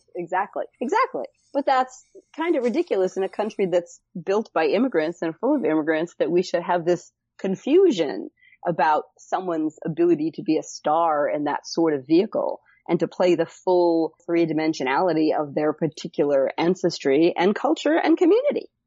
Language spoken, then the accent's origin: English; Cleveland, Ohio, United States; moved away as an adult; now in California, United States; I'm from Cleveland, Ohio originally, uh, and moved out to California